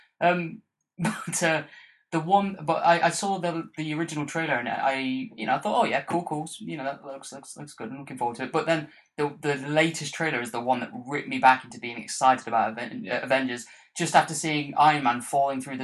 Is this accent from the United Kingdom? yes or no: yes; United Kingdom; It's a part of being British.